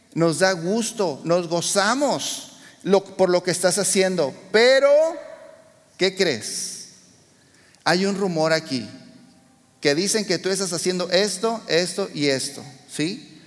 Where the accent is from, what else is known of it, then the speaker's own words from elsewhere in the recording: Mexico; yo soy mexicano de nacimiento